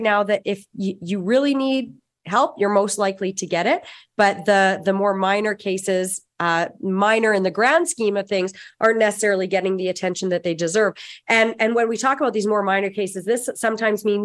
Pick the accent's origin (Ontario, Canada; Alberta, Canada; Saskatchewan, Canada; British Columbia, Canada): Saskatchewan, Canada; I'm from Saskatchewan